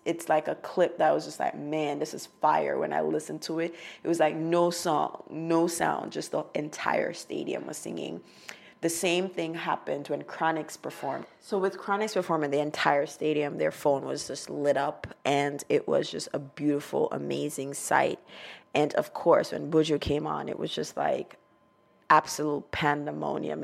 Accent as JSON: {"language": "English", "town": "Montego Bay", "region": "Saint James", "country": "Jamaica", "tie": "born or raised there", "moved": "yes", "lives_now": "United States", "said": "Montego Bay because that's where I'm from"}